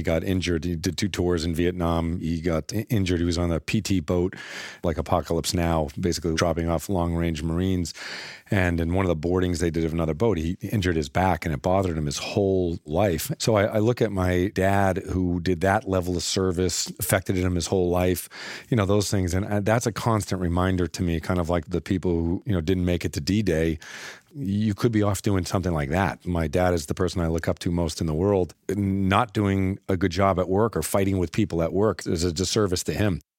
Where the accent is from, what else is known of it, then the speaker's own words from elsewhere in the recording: Littleton, Massachusetts, United States; I grew up in Littleton, Massachusetts